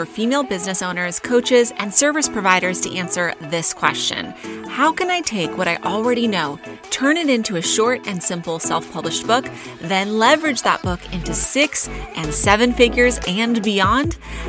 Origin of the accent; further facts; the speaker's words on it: California, United States; close to where I grew up in Orange County, California. And it's always fun to go back. Love living in Arizona